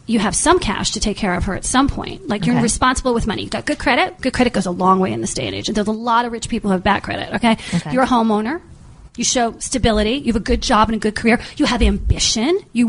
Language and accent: English; East Coast, United States; moved away; I come from the East Coast.